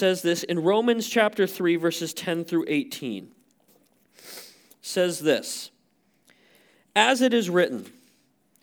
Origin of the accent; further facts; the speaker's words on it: Montana, United States; a guy who was born and raised in Montana